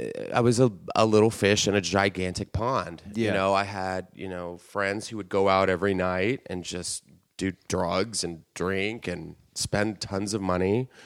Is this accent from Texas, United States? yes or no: yes; San Antonio, Texas, United States; moved away; Texas, San Antonio, Texas.